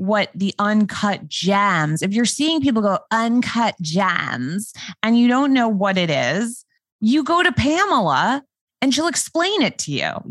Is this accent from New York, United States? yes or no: yes; New York City, New York, United States; accent: New York voice; I, as a New Yorker